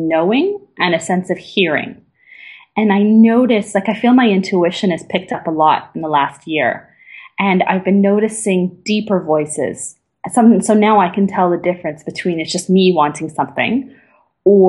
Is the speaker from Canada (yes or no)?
yes; Canada; moved away as an adult; now in Berlin, Germany; I'm truly Canadian